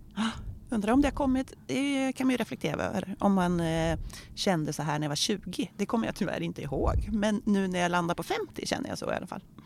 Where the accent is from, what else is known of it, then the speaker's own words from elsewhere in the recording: Örkelljunga, Skåne, Sweden; now in Örebro, Sweden; Jag är uppvuxen i Örkelljunga där jag lärde känna Ingmarie